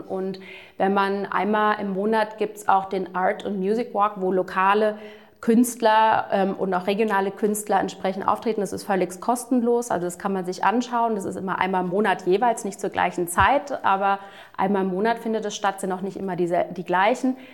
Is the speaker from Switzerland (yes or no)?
no; United States; also born or lived in Florida; ich bin gebürtige Amerikanerin